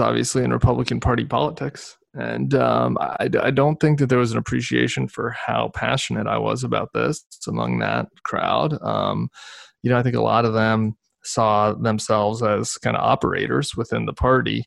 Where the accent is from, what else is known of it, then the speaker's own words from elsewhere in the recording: Denver, Colorado, United States; also born or lived in St. Louis, Missouri; but I grew up in Denver